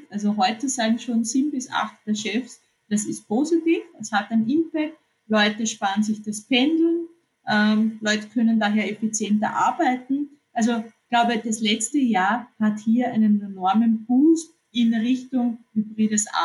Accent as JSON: {"language": "German", "country": "Austria", "said": "weil es so viele neue Themen gibt, die uns betreffen als, als, als Österreicher."}